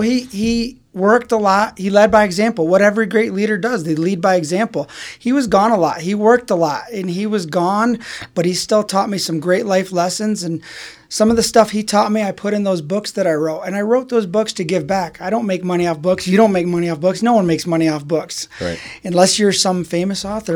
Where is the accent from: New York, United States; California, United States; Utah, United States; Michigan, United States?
Michigan, United States; Grand Rapids; I was born and raised in Grand Rapids, Michigan